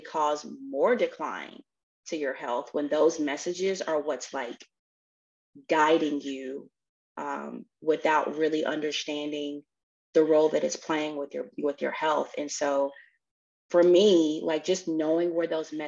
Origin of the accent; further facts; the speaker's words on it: Tennessee, United States; I'm from Tennessee